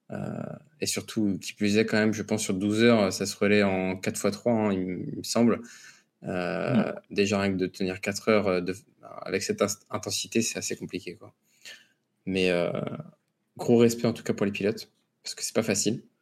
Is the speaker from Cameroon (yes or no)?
no; United States; Parce que je suis